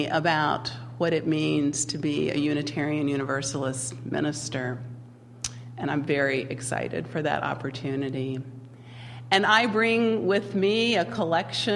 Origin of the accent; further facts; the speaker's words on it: Winston-Salem, North Carolina, United States; moved away; I grew up in the South, in North Carolina, Winston-Salem, lived there my entire, well, most of my childhood